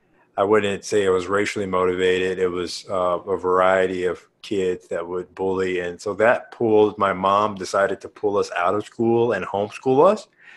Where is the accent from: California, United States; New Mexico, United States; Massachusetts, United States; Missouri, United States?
Missouri, United States; St. Louis; we grew up in St. Louis.